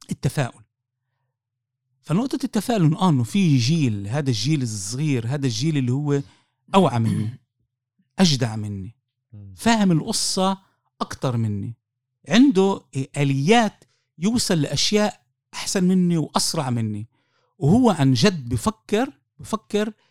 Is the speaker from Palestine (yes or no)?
yes; Palestine; وانا مش مدني وانا مش جبهه وانا مش انا فلسطيني